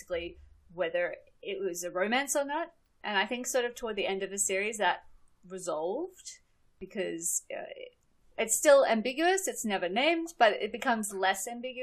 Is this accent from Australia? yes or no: yes; Australia; I grew up in Australia